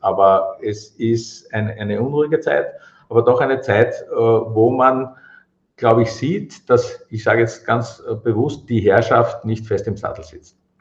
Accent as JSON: {"language": "German", "region": "Vienna", "country": "Austria", "said": "ich bin aus Wien"}